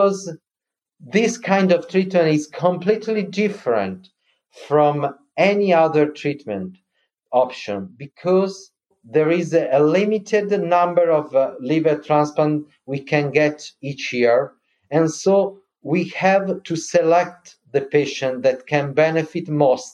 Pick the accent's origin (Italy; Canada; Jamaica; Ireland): Italy; Milan, Lombardy; I'm from Milan